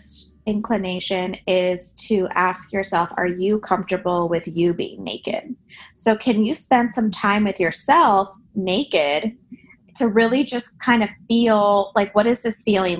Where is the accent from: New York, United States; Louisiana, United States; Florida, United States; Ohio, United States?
Florida, United States; Miami; I grew up in Miami